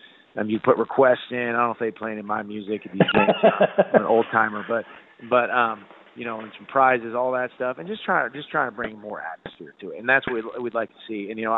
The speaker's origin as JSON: {"language": "English", "region": "Kansas", "country": "United States", "tie": "born or raised there", "said": "I remember growing up, and I grew up in Kansas, I was jealous of the kids in Missouri playing football"}